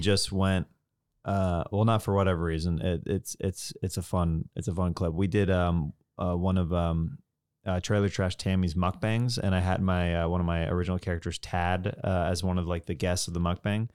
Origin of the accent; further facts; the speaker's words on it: Kansas, United States; moved away; I'm from Kansas